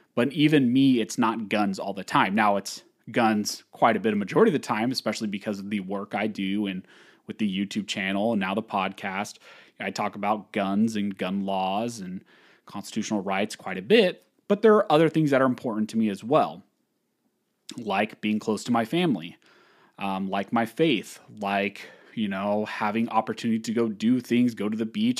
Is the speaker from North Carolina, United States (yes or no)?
no; California, United States; I was born and raised in California.